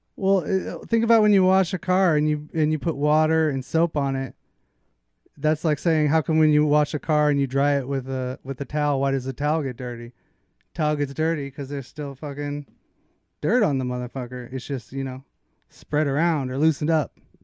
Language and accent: English; Redondo Beach, California, United States; also born or lived in Alaska / Minnesota; Originally from Alaska. But I went to Redondo Beach for high school